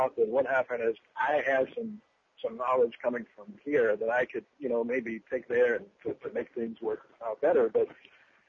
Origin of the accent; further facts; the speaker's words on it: United States; the perspective of being an American